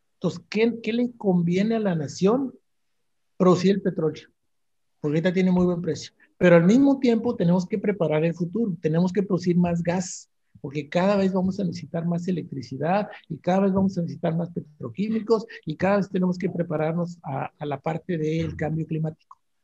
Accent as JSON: {"language": "Spanish", "town": "Monterrey", "region": "Nuevo León", "country": "Mexico", "said": "yo soy regiomontano"}